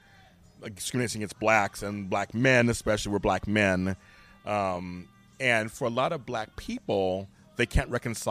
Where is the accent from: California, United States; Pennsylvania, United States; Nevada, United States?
California, United States; Inglewood; I was growing up in South Central Los Angeles in Inglewood.